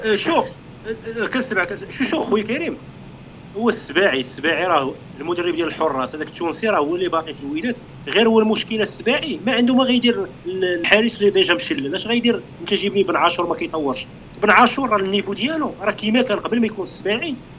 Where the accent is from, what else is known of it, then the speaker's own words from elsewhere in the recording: Morocco; عندنا في المغرب